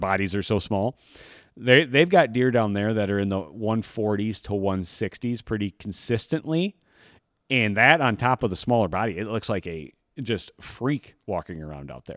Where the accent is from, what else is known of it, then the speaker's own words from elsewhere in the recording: Michigan, United States; I grew up here in Michigan